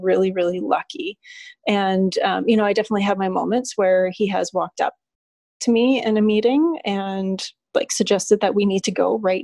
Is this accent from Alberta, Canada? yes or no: yes; Alberta, Canada; moved away as an adult; now in Cayman Islands; I've never left my hometown. I'm from a small city back home in Alberta, Canada